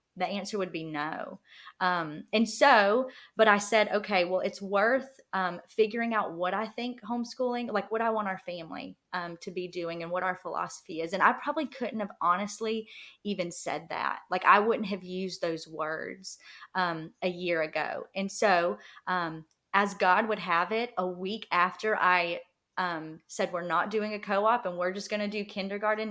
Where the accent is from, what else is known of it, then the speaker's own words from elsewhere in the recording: rural South Georgia, United States; moved away as an adult; we live in rural South Georgia. So we actually just moved back um, two years ago now. I guess it's been two years now, and um, to my hometown